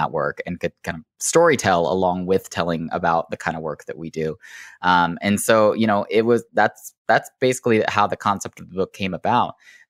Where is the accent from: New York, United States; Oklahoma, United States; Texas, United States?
Oklahoma, United States; they live where I grew up in Oklahoma